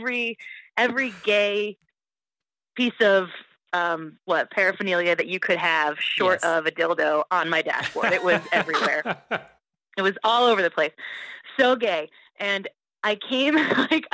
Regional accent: New Haven, Connecticut, United States; moved away; also born or lived in Seattle; We're from New Haven

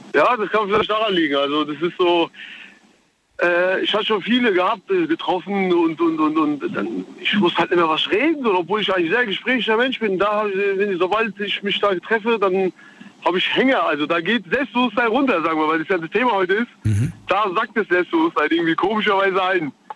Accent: Reinheim, Hesse, Germany; ich komme aus Rheinheim.

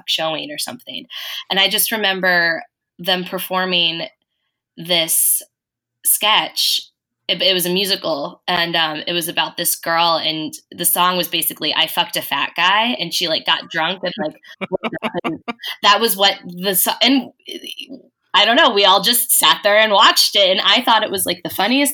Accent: Cincinnati, Ohio, United States; I grew up in Cincinnati, Ohio

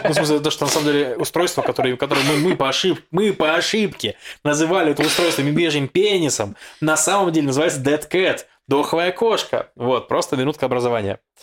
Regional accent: Russia; я из России

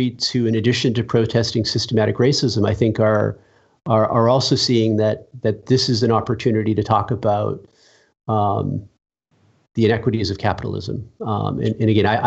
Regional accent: Boston, Massachusetts, United States; I grew up in Massachusetts, Irish Catholic parents

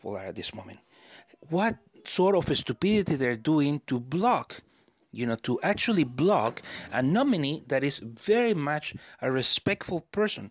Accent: United States; we Americans

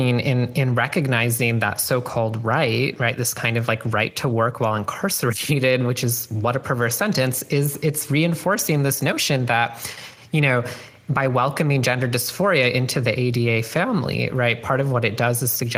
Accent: Canada; now in United States; growing up in Canada

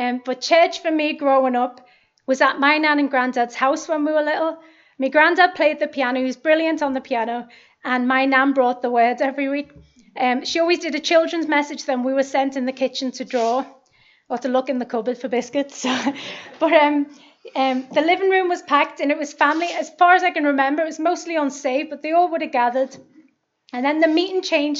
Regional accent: Liverpool, North West England, United Kingdom; I'm 39 and I'm from Liverpool.

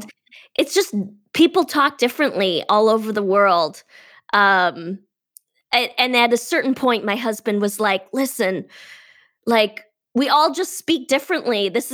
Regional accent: Detroit, Michigan, United States; now in California, United States; I'm from Detroit and I speak out of my nose. So I'm very nasally.

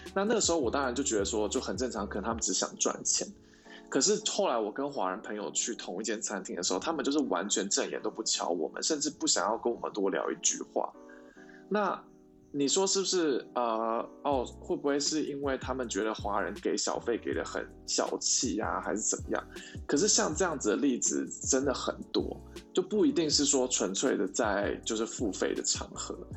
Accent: Taiwan; moved away as an adult; now in United States; 我是台湾人

